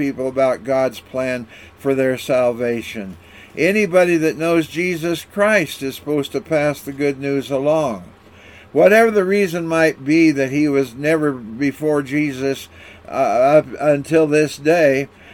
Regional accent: Walla Walla, Washington, United States; When I was growing up in Walla Walla, Washington

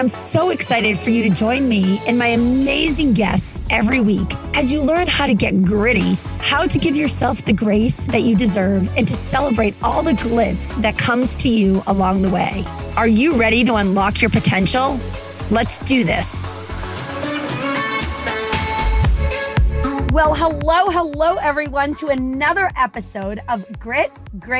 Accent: Boston, Massachusetts, United States; I'm originally from Boston

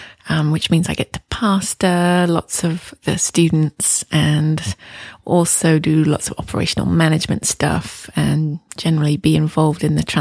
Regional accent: England, United Kingdom; moved away as an adult; now in Toronto, Canada; I came to Toronto from England in 1998 to do the school.

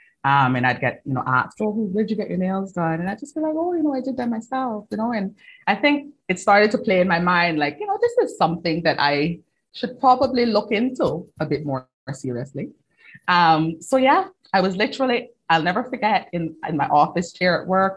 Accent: Cayman Islands; moved away as an adult; now in London, United Kingdom; I'm from the Cayman Islands originally. Like you said, you pinpointed the accent

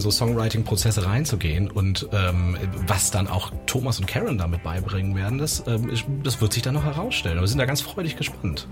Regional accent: Cologne, North Rhine-Westphalia, Germany; komme wie die anderen auch aus dem wunderschönen Köln

